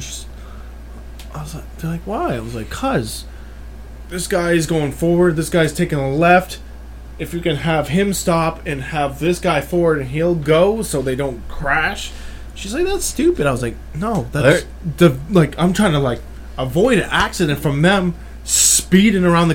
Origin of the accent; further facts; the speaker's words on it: Derry, New Hampshire, United States; now in Manchester, United States; I'm usually from Derry, which is kind of like this, but not as country.